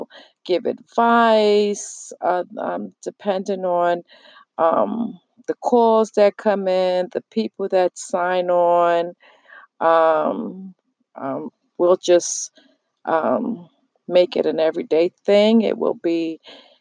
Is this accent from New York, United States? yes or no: yes; New York City, New York, United States; now in New Jersey, United States; I am from New York. I was born and raised in the Bronx. I live in New Jersey right now